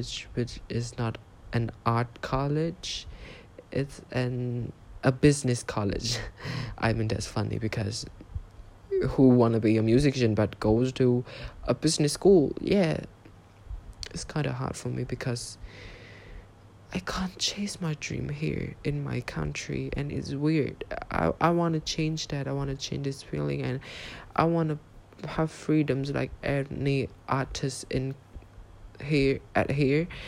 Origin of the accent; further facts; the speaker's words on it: Cambodia; English is a second language; I am from Cambodia.